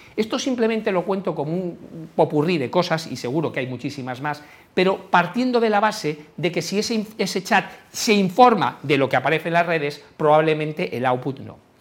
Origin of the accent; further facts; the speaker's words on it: Galicia, Spain; porque yo soy gallego